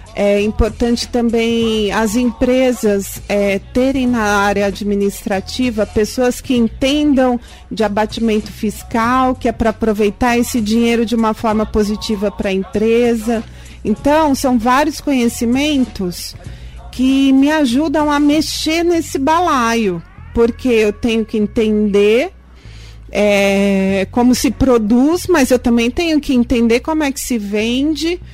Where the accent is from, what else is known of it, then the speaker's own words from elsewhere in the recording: Osasco, São Paulo, Brazil; moved away as an adult; now in São Luís, Brazil; conheceu meu pai em Osasco. E aí é, foi lá onde eu nasci